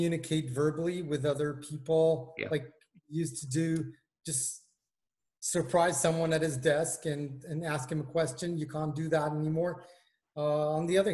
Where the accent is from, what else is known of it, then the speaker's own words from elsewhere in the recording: Israel; moved away as an adult; now in London, United Kingdom; Originally, I come from Israel, and I've just migrated to London.